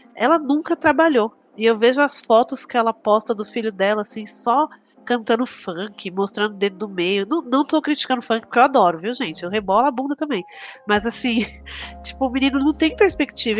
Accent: São Paulo, Brazil; moved away as an adult; now in Guarulhos, Brazil; eu sou do Capão Redondo, né? Eu morei no Capão Redondo até os 23 anos

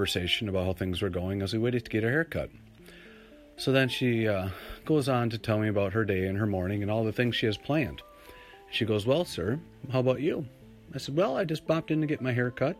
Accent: Minnesota, United States; I'm from Minnesota. I was born in Minnesota.

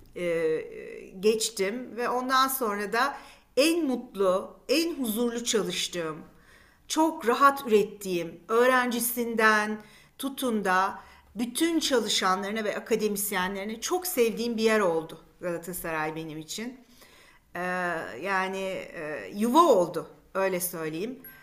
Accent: Istanbul, Turkey; also born or lived in Beykoz; İstanbul doğumluyum. İlk çocukluk yıllarım Beykoz'da geçti. Sonradan işte böyle 5-6 yaşlarından itibaren Kadıköylüyüm.

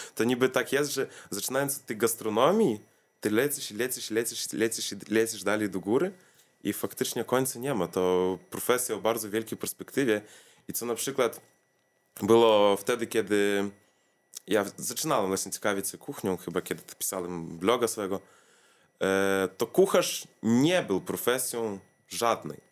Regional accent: Vilnius, Vilnius County, Lithuania; also born or lived in Kaunas; z Wilna wyjechałem do Kowna na 3 lata

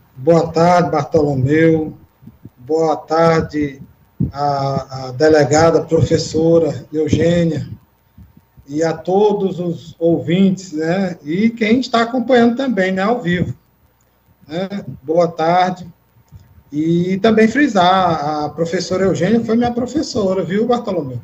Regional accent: Teresina, Piauí, Brazil; sou nascido e criado aqui em Teresina

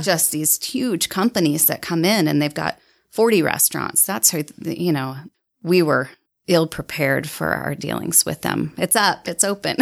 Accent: central Illinois, United States; moved away as an adult; now in Utah, United States; I grew up in central Illinois.

